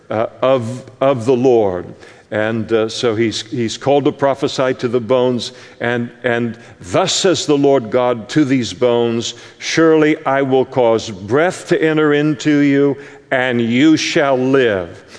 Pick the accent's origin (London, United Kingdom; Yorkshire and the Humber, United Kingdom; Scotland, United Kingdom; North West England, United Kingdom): Scotland, United Kingdom